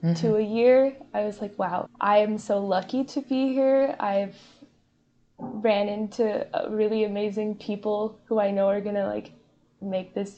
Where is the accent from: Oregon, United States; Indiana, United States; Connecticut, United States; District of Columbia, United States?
Indiana, United States; Columbus; I'm from Columbus, Indiana